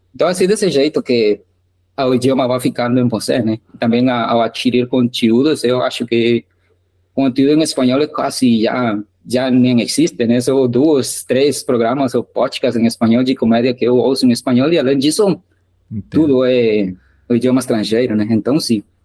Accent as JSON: {"language": "Portuguese", "country": "Guatemala", "first_language": "Spanish", "second_language": "Portuguese", "said": "eu sou da Guatemala, eu ainda moro aqui"}